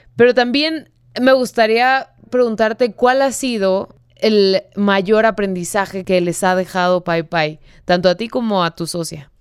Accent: Mexico; vivimos en un país súper malinchista

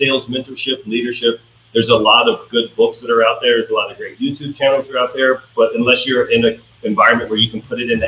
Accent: Richmond, Virginia, United States; moved away as an adult; also born or lived in Williamsburg, Virginia; now in Florida, United States; I grew up in Richmond, moved out to Williamsburg.

